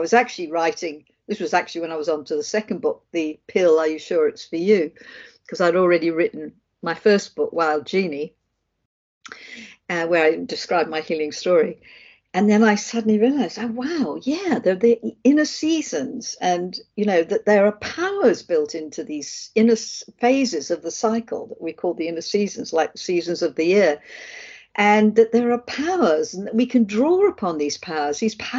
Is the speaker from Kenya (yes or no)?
no; England, United Kingdom; accent: Australian; moved away as an adult; now in Australia; I'm actually English, but then I moved to Australia when I was 30 and became Australian. I have an Australian passport and I have a bit of an Australian accent still.